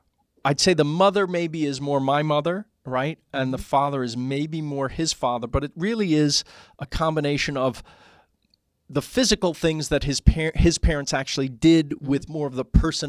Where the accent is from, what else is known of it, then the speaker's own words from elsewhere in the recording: New York City, New York, United States; I was born in Queens